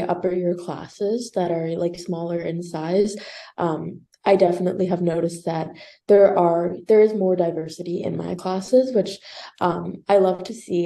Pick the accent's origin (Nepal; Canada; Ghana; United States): Canada; Kingston, Ontario; I'm actually from Kingston